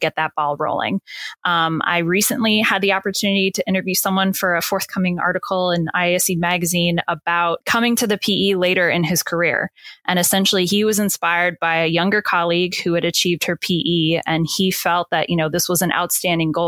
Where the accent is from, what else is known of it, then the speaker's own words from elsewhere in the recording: Maryland, United States; my home state, Maryland